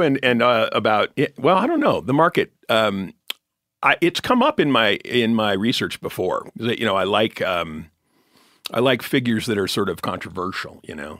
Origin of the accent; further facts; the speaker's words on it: Ketchum, Idaho, United States; also born or lived in California; I grew up with the Hemingways and Jack and, uh, Hemingway Hemingway's eldest son was my French teacher